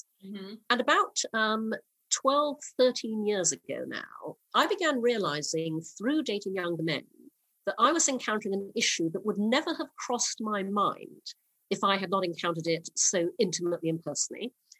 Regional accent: Brunei; now in United Kingdom; I was born in the UK, but when I was six, my family moved to Brunei in Borneo. So I grew up in Asia.

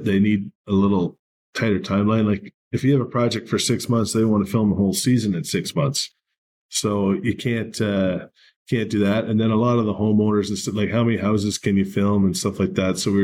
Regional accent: Canada; I'm Canadian

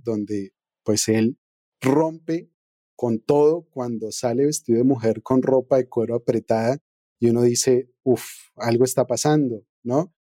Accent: Colombia

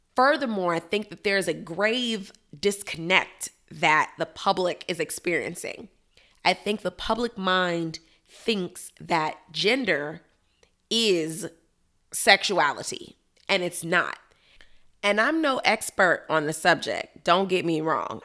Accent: Chicago, Illinois, United States; now in Miami, United States; my hometown, Chicago, Illinois

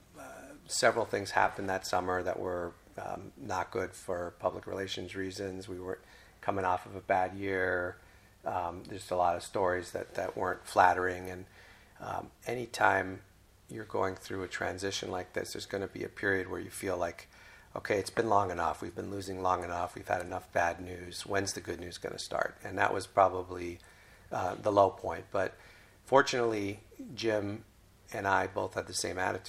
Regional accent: Mexico City, Mexico; moved away; I never thought I would be a GM of a baseball team playing in my hometown.

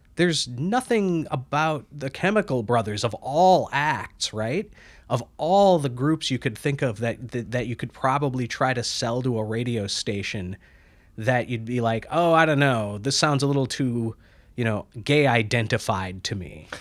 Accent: Midwest, United States; moved away; also born or lived in Minneapolis; I'm from the Midwest

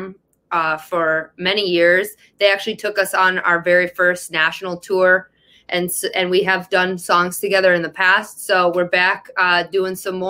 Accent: Detroit, Michigan, United States; also born or lived in Los Angeles, California; we're from Detroit

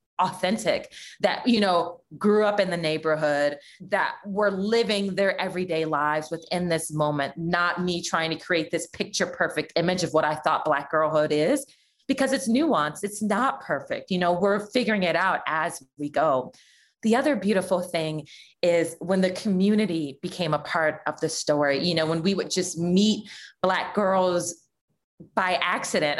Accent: Los Angeles, California, United States; I grew up in Leimert Park and then in Jefferson Park

